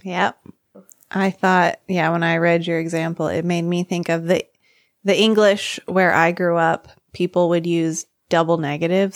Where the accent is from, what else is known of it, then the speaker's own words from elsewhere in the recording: United States; I'm American